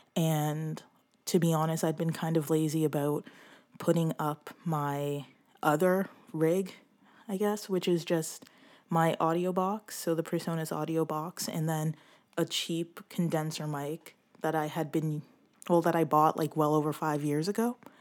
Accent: Brampton, Ontario, Canada; I come from Brampton, um, Ontario, which is close to Toronto.

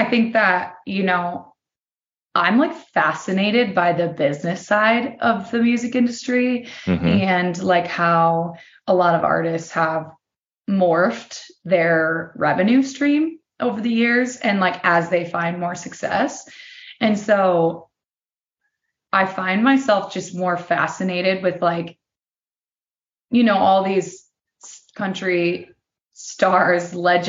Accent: Midwest, United States; now in Nashville, United States; You know, and so I love that, especially like growing up in the Midwest. That was my whole life. Like everyone knows everyone, you know, no secret is really a secret, which is good and bad.

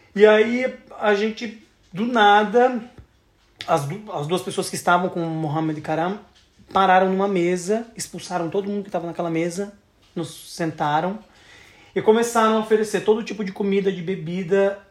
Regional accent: Santa Catarina, Brazil; eu sou de Santa Catarina

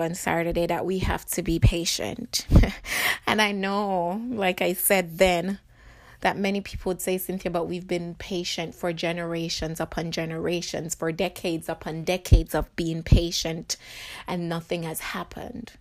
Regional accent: Jamaica; now in United States; I live in America, but I was born in Jamaica

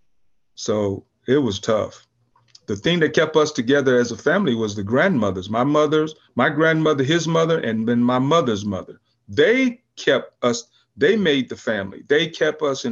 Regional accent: California, United States; also born or lived in St. Louis, Missouri / San Pedro, California; I kind of was raised here in California

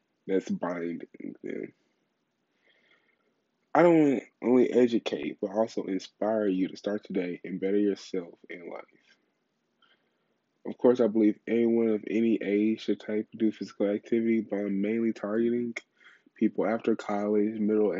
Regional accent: Louisiana, United States; I'm from Louisiana background, so I love anything Cajun.

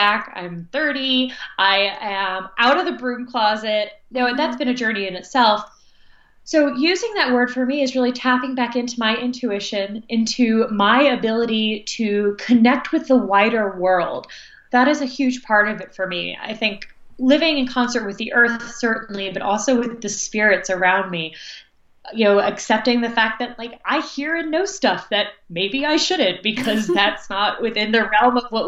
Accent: New Jersey, United States; moved away as an adult; also born or lived in New York; now in North Carolina, United States; I'm from the North, I'm from New Jersey, which is near New York, and lived in New York for 11 years before moving to North Carolina

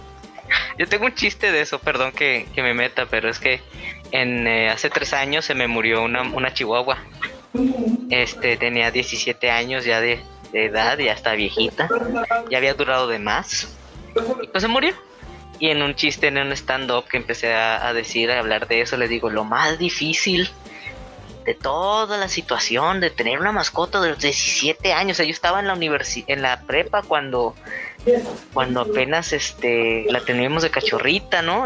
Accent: northern Mexico, Mexico; accent: norteño; yo hablo así de norte

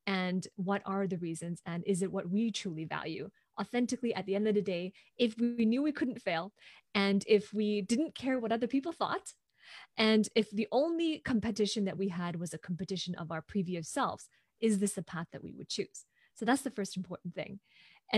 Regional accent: Hong Kong; moved away as an adult; now in Vancouver, Canada; I'm originally from Hong Kong, and I'm currently based in Vancouver, Canada, where I have been living for the past 15 years.

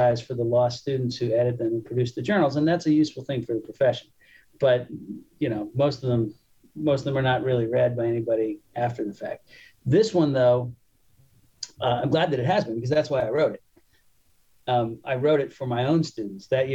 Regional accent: California, United States; As a Californian

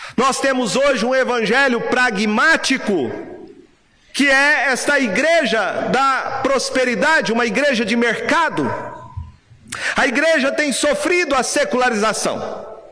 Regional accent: Brazil; nós brasileiros que gostamos de futebol

